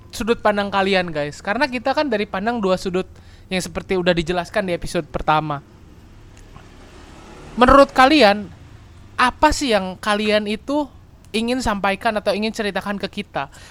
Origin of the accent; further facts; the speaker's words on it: Bandung, West Java, Indonesia; ya enggak sih sebenarnya kita juga berdua dari Bandung dan kita bangga sih sama Bandung